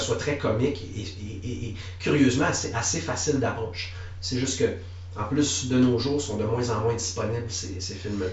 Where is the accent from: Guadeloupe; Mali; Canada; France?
Canada; Quebec; also born or lived in Lévis; je suis né à, Lévis, sur, sur la rive sud de, de Québec. J'ai habité là de façon très, très minime parce que j'ai passé le plus clair de mon enfance au Saguenay-Lac-Saint-Jean.